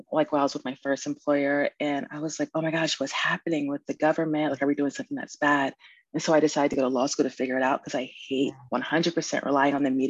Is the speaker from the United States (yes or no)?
yes; Virginia, United States; born there; I was born in Virginia. Both of my parents were in the military.